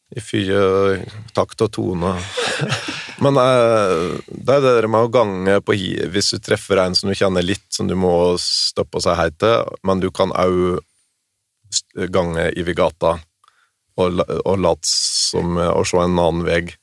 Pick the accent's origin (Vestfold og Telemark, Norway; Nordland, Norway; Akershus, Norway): Vestfold og Telemark, Norway; Vinje; Smerkelepp, det, og det er tre kilometer hjemmefra